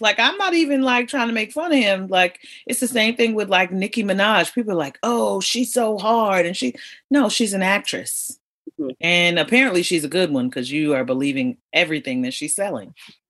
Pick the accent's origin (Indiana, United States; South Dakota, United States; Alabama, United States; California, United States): California, United States; Los Angeles; I grew up in L.A.